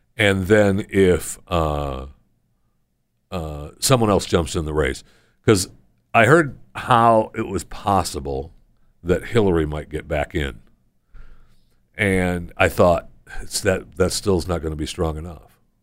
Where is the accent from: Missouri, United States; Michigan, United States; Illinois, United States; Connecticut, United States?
Michigan, United States; also born or lived in Florida / Pennsylvania / New York; now in Texas, United States; I grew up in Michigan